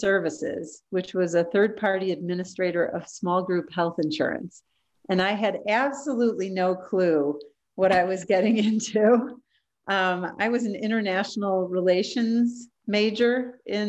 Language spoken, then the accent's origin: English; Chicago, Illinois, United States; moved away as an adult; also born or lived in Tampa, Florida; I'm originally from Chicago